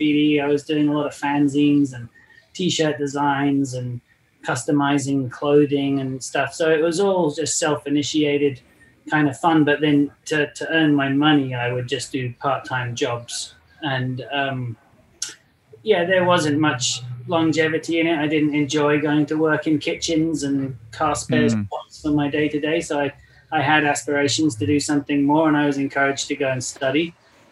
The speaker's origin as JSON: {"language": "English", "region": "England", "country": "United Kingdom", "moved": "yes", "lives_now": "Los Angeles, United States", "said": "I come from England, currently live in Los Angeles"}